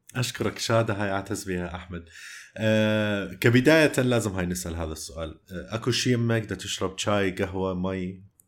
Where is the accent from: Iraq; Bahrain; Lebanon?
Iraq; moved away; also born or lived in Jordan; لثنتنا احنا عراقيين